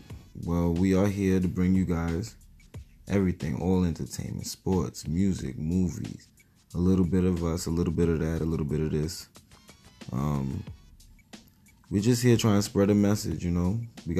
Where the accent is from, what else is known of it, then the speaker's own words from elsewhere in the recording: New York City, New York, United States; I'm from the Bronx